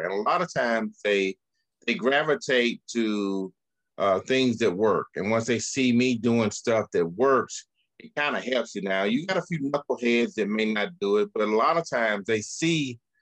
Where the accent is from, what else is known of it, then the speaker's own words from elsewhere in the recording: Birmingham, Alabama, United States; I grew up in the Birmingham housing projects.